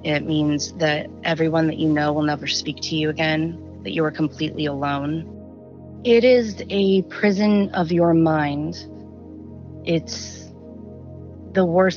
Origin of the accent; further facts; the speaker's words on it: Southern California, United States; also born or lived in Washington; I'm from Southern California. I live near Joshua Tree National Park, and I've lived in Southern California my whole life. Well, I was born in Washington